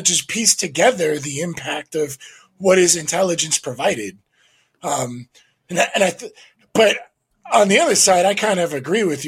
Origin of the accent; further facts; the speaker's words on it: United States; now in Los Angeles, United States; both of us growing up in the United States